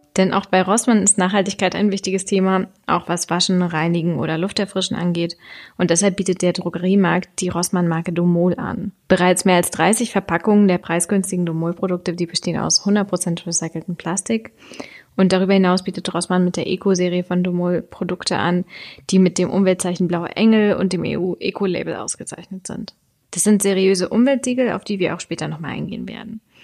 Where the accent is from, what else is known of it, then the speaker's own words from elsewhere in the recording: Germany; bei uns in Deutschland